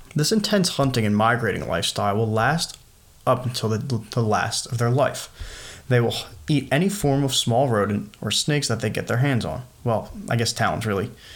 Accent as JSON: {"language": "English", "region": "New Jersey", "country": "United States", "tie": "born or raised there", "said": "growing up in New Jersey"}